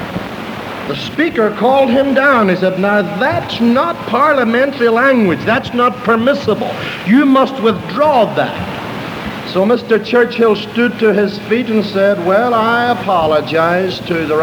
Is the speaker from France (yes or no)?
no; Ireland; I'm an Irishman, but I'm not a green Irishman. I'm an orange Irishman